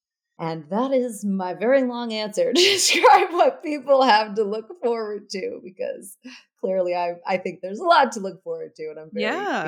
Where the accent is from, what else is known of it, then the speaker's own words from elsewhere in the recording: United States; moved away as an adult; now in London, United Kingdom; being an American living in London, I've really noticed that when I moved out of America